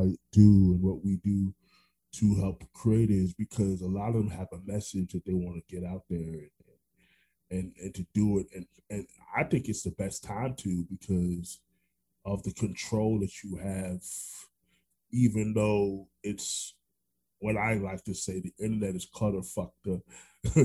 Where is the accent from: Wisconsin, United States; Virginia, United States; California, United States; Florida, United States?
Florida, United States; Orlando; also born or lived in New York; I was born in New York, raised in Orlando